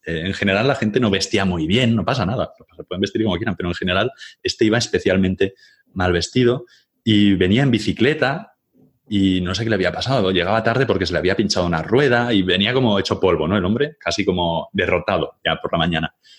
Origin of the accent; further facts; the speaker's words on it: Catalonia, Spain; soy catalán